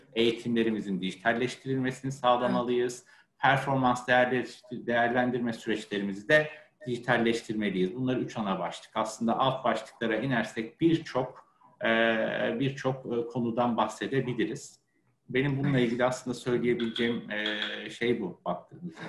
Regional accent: Ankara, Turkey; moved away as an adult; now in Istanbul, Turkey; Aslen Ankaralı biriyim. E, Ankara'da doğma büyüme ve 30 yıla yakın Ankara'da yaşamışlığım var.

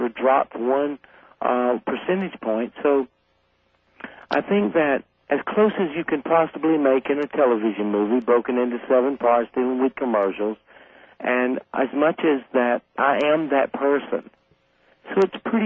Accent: South Carolina, United States; I grew up fighting in the South

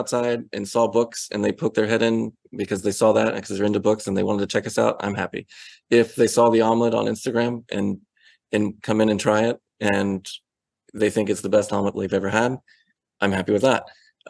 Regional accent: Atlanta, Georgia, United States; And it was like, actually, we're from Atlanta.

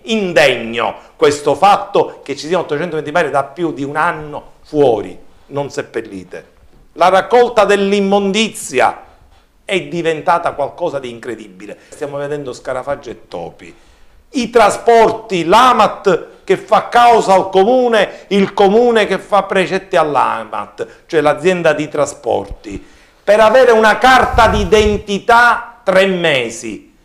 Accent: Palermo, Sicily, Italy; da palermitano

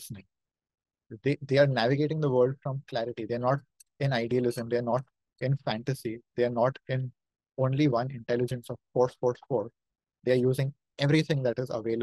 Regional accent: India; accent: Indian; my Indian accent

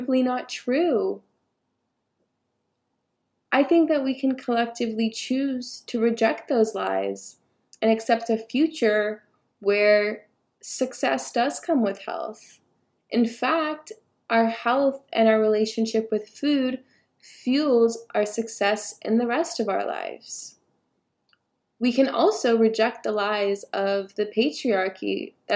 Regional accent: United States; I'm first generation Ethiopian American

